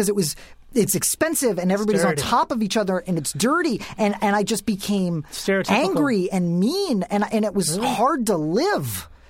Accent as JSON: {"language": "English", "town": "New York City", "region": "New York", "country": "United States", "tie": "born or raised there", "also_born_or_lived": "Philadelphia, Pennsylvania", "moved": "as an adult", "lives_now": "California, United States", "said": "I originally from Philly, moved to New York, grew up in New York, and yes, that's I'm a New York person."}